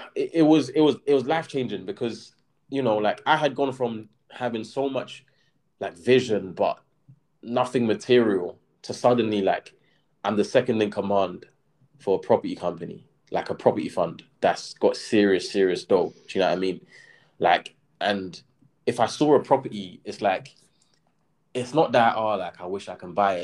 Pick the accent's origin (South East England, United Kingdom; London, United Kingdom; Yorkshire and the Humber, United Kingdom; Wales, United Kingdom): London, United Kingdom; I grew up in Brixton and yeah, I was still living kind of like around the area when I was that age